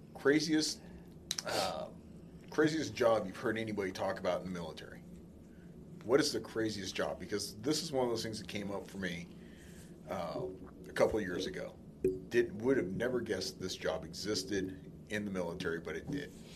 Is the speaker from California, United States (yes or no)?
yes; California, United States; I grew up in California